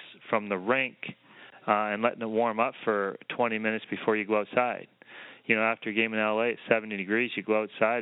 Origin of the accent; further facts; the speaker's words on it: Canada; moved away as an adult; also born or lived in Los Angeles, United States; I came from maybe smallest town in Canada to the largest city in the U.S.